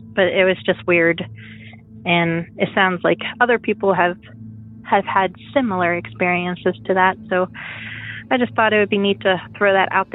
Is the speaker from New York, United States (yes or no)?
no; Pennsylvania, United States; I'm from Pennsylvania